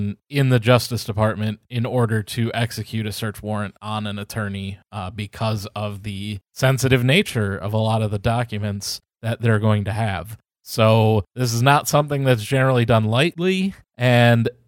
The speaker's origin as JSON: {"language": "English", "region": "Wisconsin", "country": "United States", "tie": "born or raised there", "said": "I was born and raised in Wisconsin."}